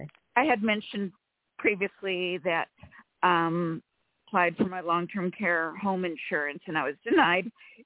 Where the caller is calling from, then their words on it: California, United States; from California.